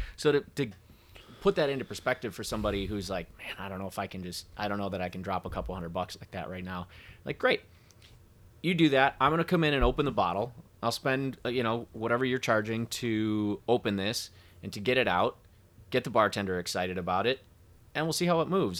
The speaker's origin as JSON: {"language": "English", "town": "Traverse City", "region": "Michigan", "country": "United States", "tie": "born or raised there", "moved": "yes", "said": "I grew up in Traverse City"}